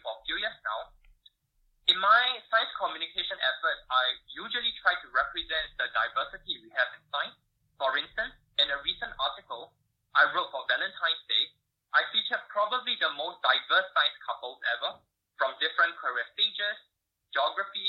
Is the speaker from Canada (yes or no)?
no; Singapore; moved away as an adult; also born or lived in United States; I was born and raised in Singapore.